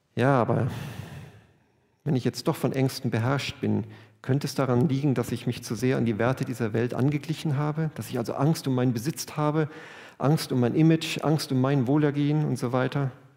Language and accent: German; Germany; wir sind Deutsche